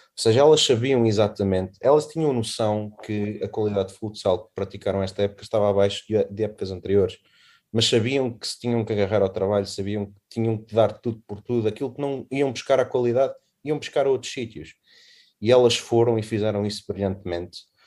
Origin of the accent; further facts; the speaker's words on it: Fátima, Centro, Portugal; eu sou da zona de Fátima